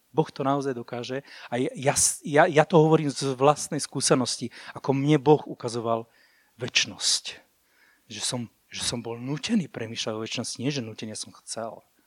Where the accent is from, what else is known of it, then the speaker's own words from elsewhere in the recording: Púchov, Trenčín Region, Slovakia; Ja som inak z Púchova